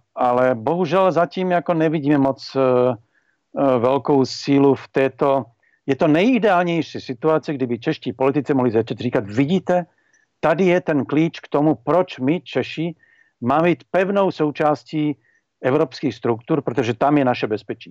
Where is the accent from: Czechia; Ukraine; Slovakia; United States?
Slovakia; z toho slovenského pohledu